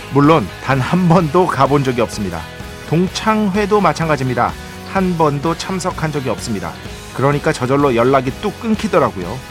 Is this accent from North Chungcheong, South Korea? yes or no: no; Seoul, South Korea; 서울 사람인데